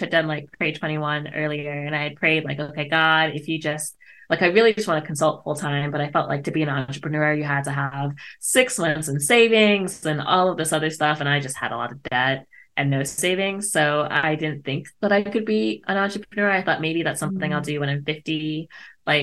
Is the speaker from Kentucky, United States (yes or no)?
no; Montgomery County, Maryland, United States; also born or lived in Washington, D.C.; I grew up in Montgomery County, Maryland